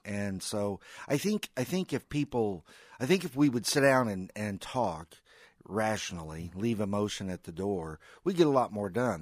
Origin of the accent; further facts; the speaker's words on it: Missouri, United States; We're all from Missouri